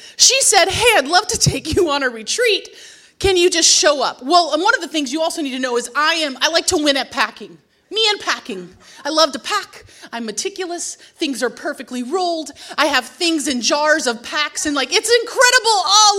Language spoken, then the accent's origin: English; New York, United States; You should know that I identify as a New Yorker, so nothing I wore was appropriately for a Montana